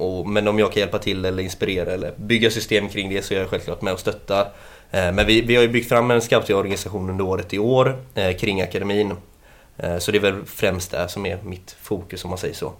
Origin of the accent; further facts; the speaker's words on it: Gothenburg, Västra Götaland, Sweden; född och uppväxt i eh, Annedal. Eh, här i stan